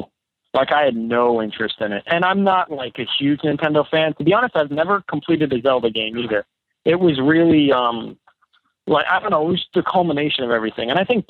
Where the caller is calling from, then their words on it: Massachusetts, United States; from Massachusetts.